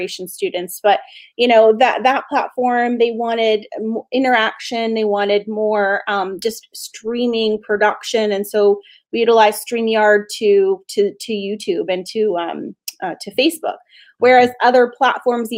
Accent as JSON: {"language": "English", "country": "Canada", "said": "It's a Canadian company. I'm Canadian"}